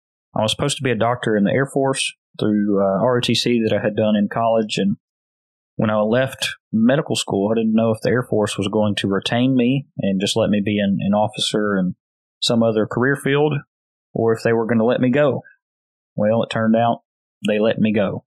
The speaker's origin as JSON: {"language": "English", "town": "West Monroe", "region": "Louisiana", "country": "United States", "tie": "born or raised there", "moved": "as an adult", "lives_now": "Marietta, Oklahoma, United States", "said": "my first preaching job in my hometown church there at the Beacon Church of Christ in West Monroe, Louisiana"}